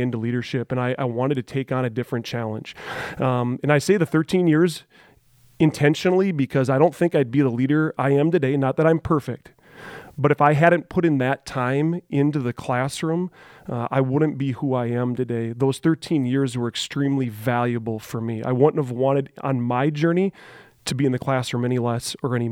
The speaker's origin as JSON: {"language": "English", "town": "Robbinsdale", "region": "Minnesota", "country": "United States", "tie": "born or raised there", "also_born_or_lived": "Monticello, Minnesota", "said": "I grew up in Robbinsdale as well through my elementary years"}